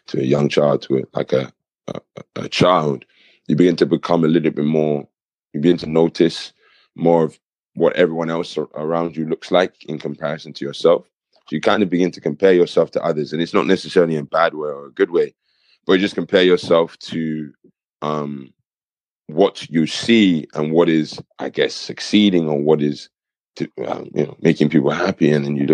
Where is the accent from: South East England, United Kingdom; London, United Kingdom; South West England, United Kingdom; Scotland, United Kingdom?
South East England, United Kingdom; Kent; moved away as an adult; also born or lived in Nigeria (ancestry); now in Coventry, United Kingdom; I'm actually originally from Kent, and I have a cultural background of Nigeria.